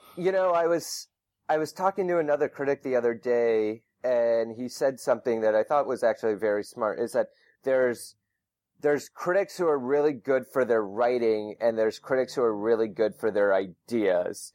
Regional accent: Minnesota, United States; moved away as an adult; also born or lived in New York; I grew up in Minnesota

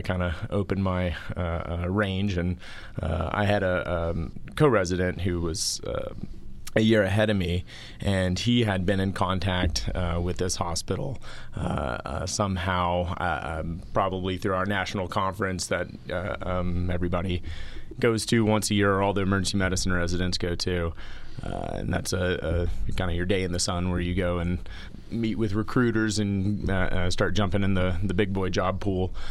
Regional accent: Houston, Texas, United States; I grew up in Houston, Texas

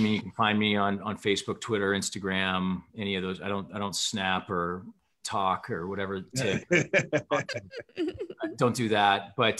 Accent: Midwest, United States; as a Midwesterner turned West Coaster, I don't know what to think of that.

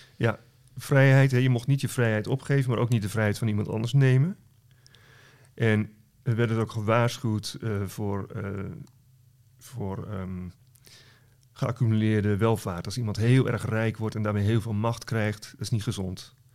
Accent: West Friesland, North Holland, Netherlands; Ik kom zelf uit West-Friesland, wat in Noord-Holland is

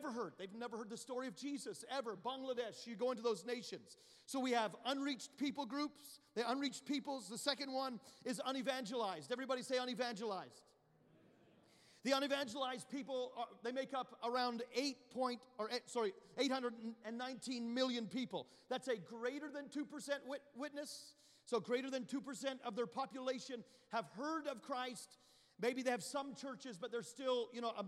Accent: Canada; now in United States; You go to the nation where I'm from. I'm Canadian at birth. I became a U.S. citizen, thank God, in 2019

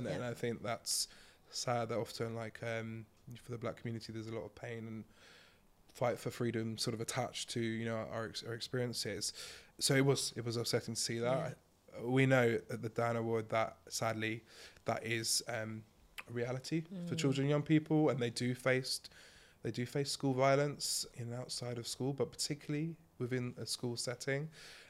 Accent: Milton Keynes, South East England, United Kingdom; so I grew up in Milton Keynes and... some people will know it for roundabouts.

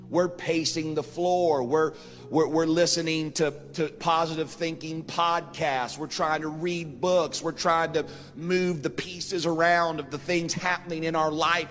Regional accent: Marietta, Ohio, United States; when I was a boy growing up in Marietta, Ohio

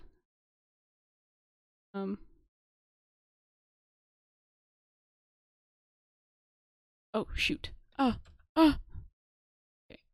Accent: United States; I am from the United States

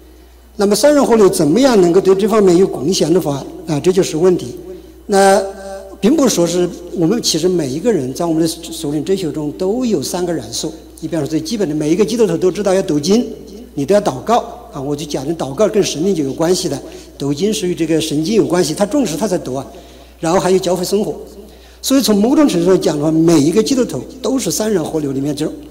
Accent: China; 我就是呃，我是从国内大陆来的，呃，九五年信主的

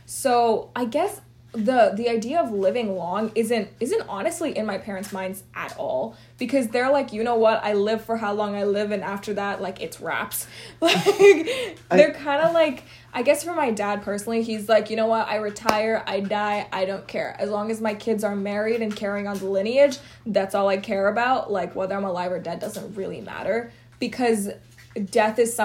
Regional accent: Houston, Texas, United States; moved away; I was raised in Houston, Texas, which is so heavy in Indians

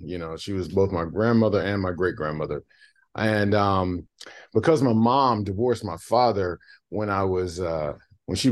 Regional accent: South Boston, Virginia, United States; we're from South Boston, Virginia, which is a very, very small town

